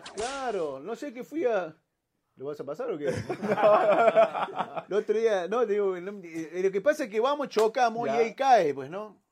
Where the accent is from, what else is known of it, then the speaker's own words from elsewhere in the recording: Córdoba, Argentina; Ahí en el barrio me hice de talleres